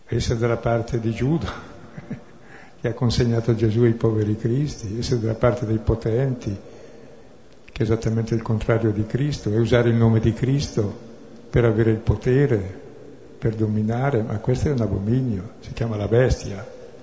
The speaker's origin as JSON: {"language": "Italian", "town": "Brescia", "region": "Lombardy", "country": "Italy", "said": "sono bresciano"}